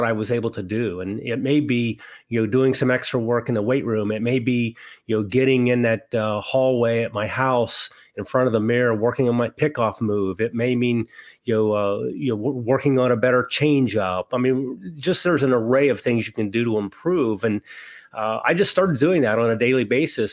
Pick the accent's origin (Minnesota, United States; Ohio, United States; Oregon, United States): Ohio, United States; Wellston; where I grew up in Wellston, Ohio